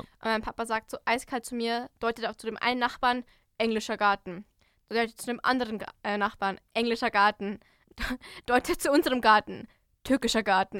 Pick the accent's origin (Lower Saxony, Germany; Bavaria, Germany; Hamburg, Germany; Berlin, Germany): Bavaria, Germany; Hopfenland; ich komme ja aus dem Hopfenland